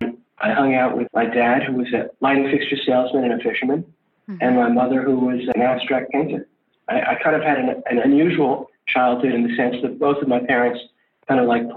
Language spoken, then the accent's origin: English; Great Neck, New York, United States; I grew up in Great Neck, Long Island